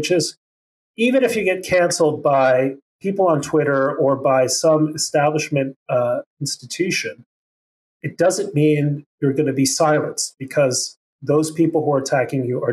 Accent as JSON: {"language": "English", "region": "Mexico City", "country": "Mexico", "tie": "born or raised there", "also_born_or_lived": "Chicago", "moved": "yes", "said": "you're coming from Mexico City"}